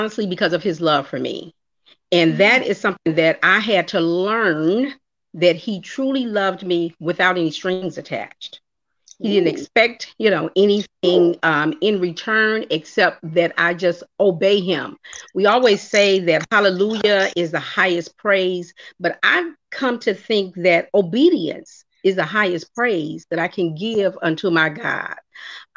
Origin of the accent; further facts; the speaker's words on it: Chicago, Illinois, United States; I hail from Chi-Town, Chicago